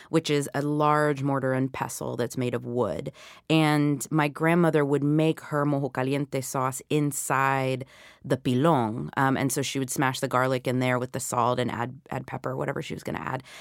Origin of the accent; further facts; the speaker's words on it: the South, United States; which of course I had plenty of growing up in the South.